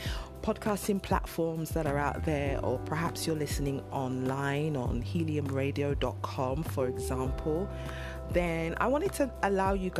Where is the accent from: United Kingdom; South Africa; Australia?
United Kingdom; London; moved away as an adult; now in Nigeria; I am a British Nigerian. So I was born and raised in London in the UK, and I lived and worked and was educated there